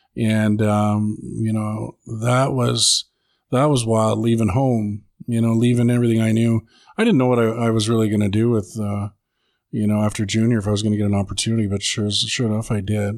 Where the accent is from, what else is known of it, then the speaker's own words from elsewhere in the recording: Edmonton, Alberta, Canada; born and raised in Edmonton, Alberta